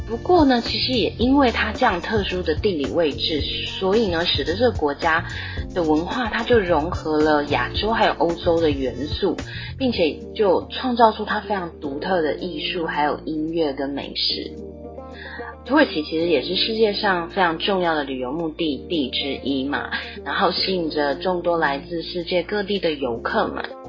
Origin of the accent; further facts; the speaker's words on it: Taiwan; 我们台湾人订婚的时候啊，女生要为男方亲属奉茶的习俗